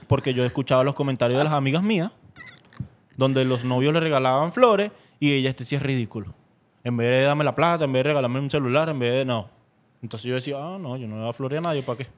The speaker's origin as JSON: {"language": "Spanish", "town": "Caracas", "region": "Capital District", "country": "Venezuela", "said": "yo soy de Caracas"}